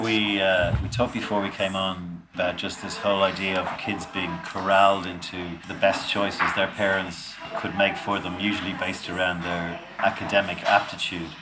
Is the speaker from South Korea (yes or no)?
no; Dublin, Leinster, Ireland; moved away as an adult; We grew up in South County Dublin.